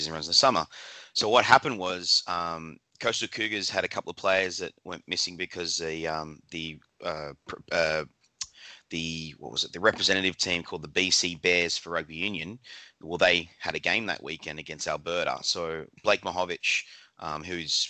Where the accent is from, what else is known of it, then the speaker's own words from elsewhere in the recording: Australia; moved away as an adult; now in Vancouver, Canada; Being an Australian